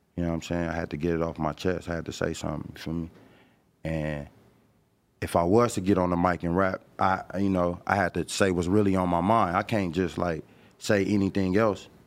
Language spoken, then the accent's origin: English; Los Angeles, California, United States; this my hood